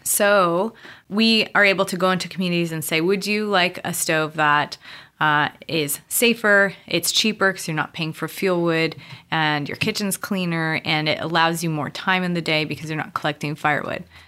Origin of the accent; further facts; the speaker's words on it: Montana, United States; moved away as an adult; also born or lived in Cameroon; now in San Diego, United States; growing up in Montana